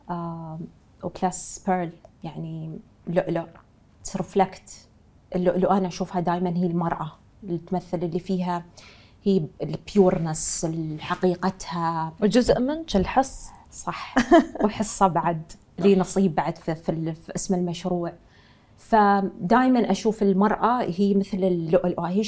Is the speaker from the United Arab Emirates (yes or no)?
yes; Dubai, United Arab Emirates; يعني ربيت في في هالدولة وعشت فيها وانا من من ترابها يعني فدايما تلهمني في سرعتها في الانجاز وخاصه انا من دبي